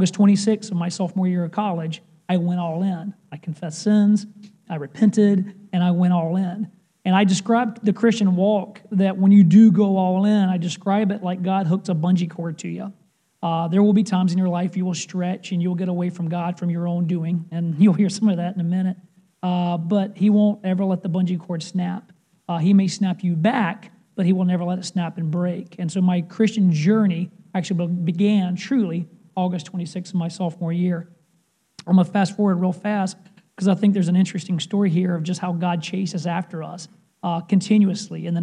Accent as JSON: {"language": "English", "town": "Clover", "region": "South Carolina", "country": "United States", "tie": "born or raised there", "also_born_or_lived": "Scottsdale, Arizona / Charleston, South Carolina", "said": "I grew up in a small town called Clover, South Carolina."}